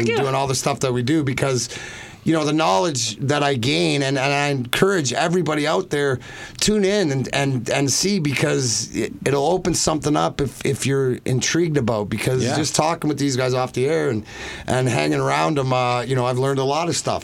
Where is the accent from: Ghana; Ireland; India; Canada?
Canada; Burnaby, British Columbia; moved away; my hometown where I was born is Burnaby, British Columbia, Canada.